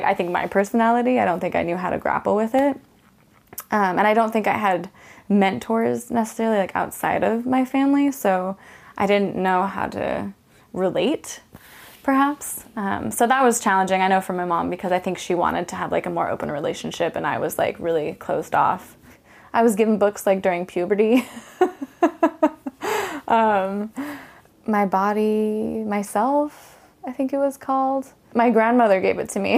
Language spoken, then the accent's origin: English; Orange, California, United States; born or raised there; moved away